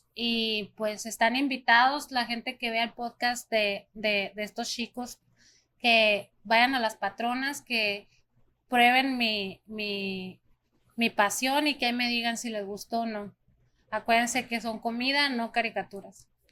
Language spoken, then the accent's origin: Spanish; Mexico; also born or lived in Arizona, United States; now in United States; yo nací en Arizona, entonces también es mi país, pero pues yo soy más mexicana porque me crié allá